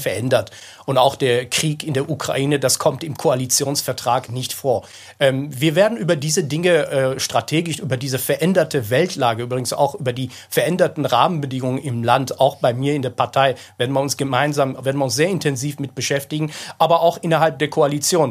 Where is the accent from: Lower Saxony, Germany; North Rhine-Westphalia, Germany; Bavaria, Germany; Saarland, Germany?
North Rhine-Westphalia, Germany; Ich komme ja selbst, wie Sie sehen, aus Nordrhein-Westfalen